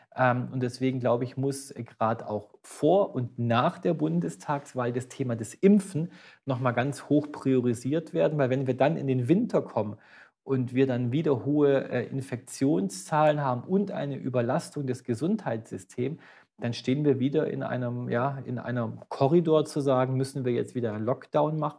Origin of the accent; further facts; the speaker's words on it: Böblingen, Baden-Württemberg, Germany; Ich war Gemeinderat, ja, in meiner Geburtsstadt in Böblingen